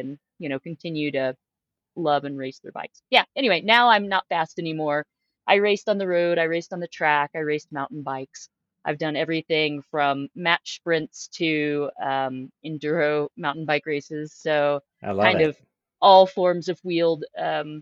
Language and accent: English; Austin, Texas, United States; now in Utah, United States; I'm from Austin, Texas